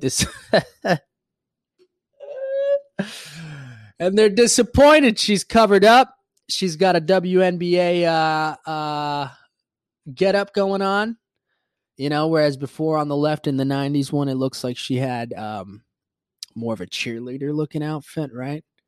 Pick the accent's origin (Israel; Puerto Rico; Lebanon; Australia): Puerto Rico; moved away; also born or lived in Florida; growing up Hispanic and growing up in Puerto Rico, when I moved to Florida